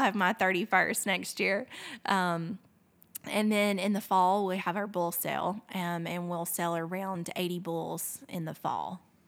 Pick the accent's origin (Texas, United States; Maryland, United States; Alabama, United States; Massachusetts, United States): Alabama, United States; Fort Payne; growing up in Fort Payne